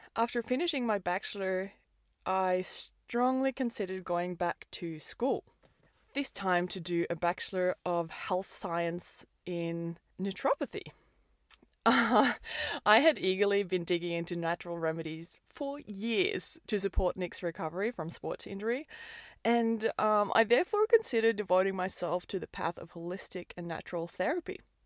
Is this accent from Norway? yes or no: yes; Oslo, Norway; moved away as an adult; also born or lived in Perth, Australia; I'm born and raised in Oslo, Norway